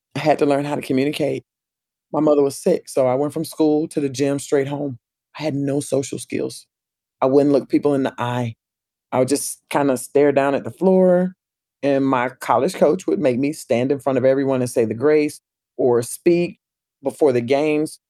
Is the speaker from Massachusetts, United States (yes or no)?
no; Pensacola, Florida, United States; my hometown too, Pensacola